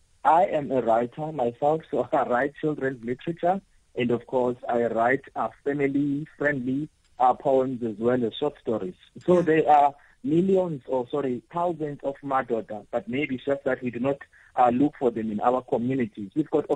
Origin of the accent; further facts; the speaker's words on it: Eastern Cape, South Africa; You find that if I'm a writer from the Eastern Cape, I'm celebrated in New Zealand. I'm celebrated in KZN. But people from, you know, the very same community where I'm coming from, they know nothing about me.